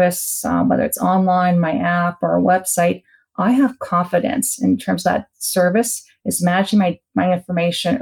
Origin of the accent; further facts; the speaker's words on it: Canada; as a Canadian